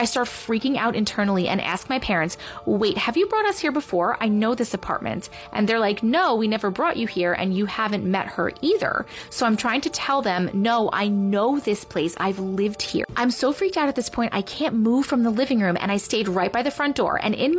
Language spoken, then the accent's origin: English; London, United Kingdom; me and my sister's surrogate grandmother growing up in London.